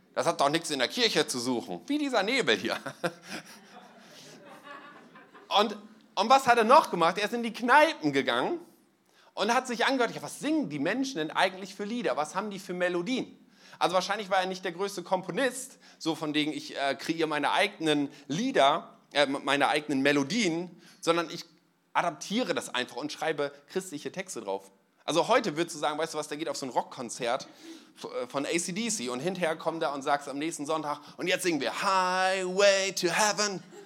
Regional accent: East Frisia, Lower Saxony, Germany; moved away; Ich komme eigentlich aus Ostfriesland, da trinkt man Tee

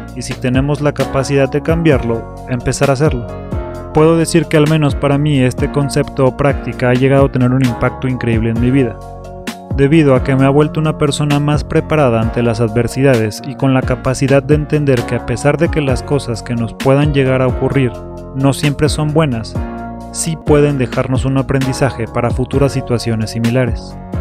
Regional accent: Mexico City, Mexico; soy un chilango

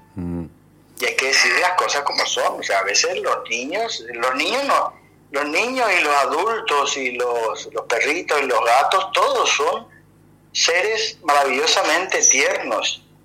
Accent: Paraguay; moved away as an adult; also born or lived in Europe; mi pueblo. Yo vivía en un pueblo a 130 kilómetros de, Asunción

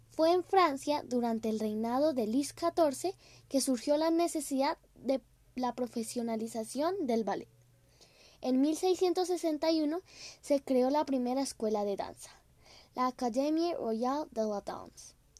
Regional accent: Colombia; soy de Colombia

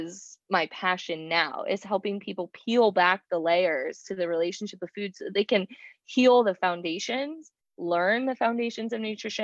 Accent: Pinellas County, Florida, United States; I'm from the Pinellas County side of the Bay

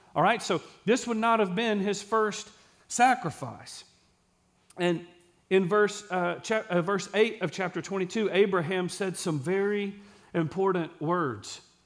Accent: Texas, United States; I'm from Case in Texas.

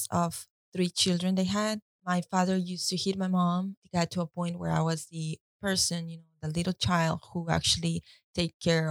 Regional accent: Costa Rica; I was born and raised in Costa Rica.

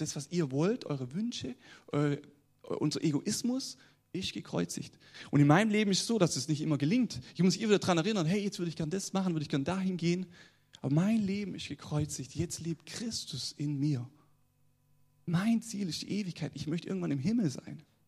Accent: the South, Southern Germany, Germany; accent: southern dialect; ich komme aus dem Süden, wie man es an meinem Dialekt schon hört

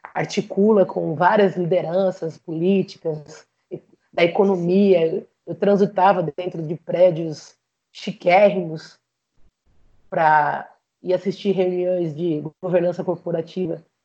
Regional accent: Jaú, São Paulo, Brazil; moved away as an adult; now in Rondônia, Brazil; Quando eu morava em Jaú

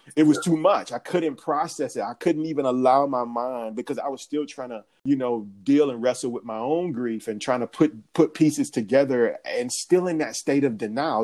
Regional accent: Atlanta, Georgia, United States; I'm from Atlanta.

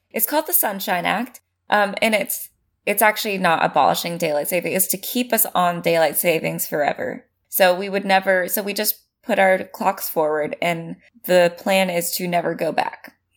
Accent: California, United States; as a Californian

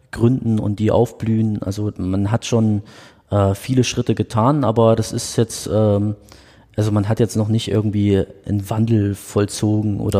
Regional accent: Bremen, Germany; now in Dresden, Germany; ich bin ja in Bremen groß geworden

